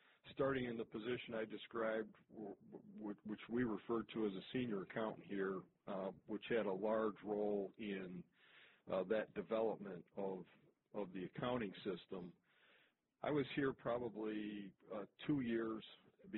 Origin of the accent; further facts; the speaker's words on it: Toledo, Ohio, United States; my hometown here of Toledo, Ohio